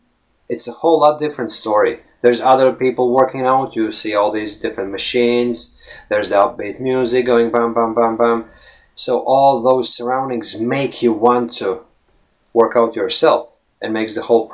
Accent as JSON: {"language": "English", "country": "Latvia", "second_language": "English", "moved": "yes", "said": "that's the country I come from. That is my home country"}